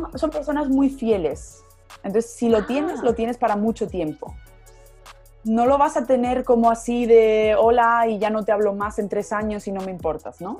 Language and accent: Spanish; Córdoba, Andalusia, Spain; moved away as an adult; now in Munich, Germany; yo soy de España, soy del sur, soy de Andalucía, em, de Córdoba concretamente